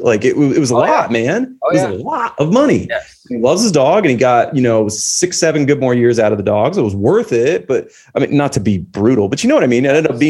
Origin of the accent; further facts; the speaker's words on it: Belgium; English is a second language; We're more watched in the United States, but maybe because I'm from Belgium messing with the algorithm, we do have some European viewers.